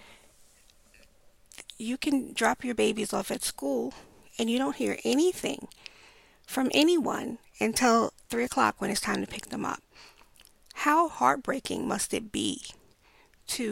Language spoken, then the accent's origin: English; New York City, New York, United States; I grew up in Brownsville, Brooklyn.